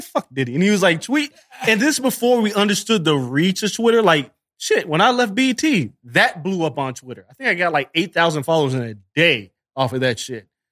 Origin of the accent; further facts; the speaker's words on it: Las Vegas, Nevada, United States; moved away as an adult; now in New York, United States; I'm from Vegas